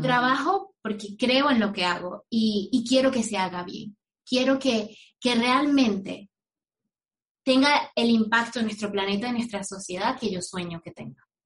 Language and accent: Spanish; Venezuela; moved away as an adult; now in United States; yo me fui de Venezuela